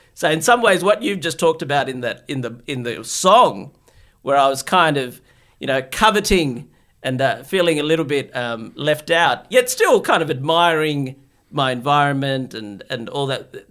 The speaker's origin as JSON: {"language": "English", "country": "Australia", "tie": "born or raised there", "also_born_or_lived": "Bangladesh / Sydney, Australia", "said": "I was born in Bangladesh, grew up in Australia"}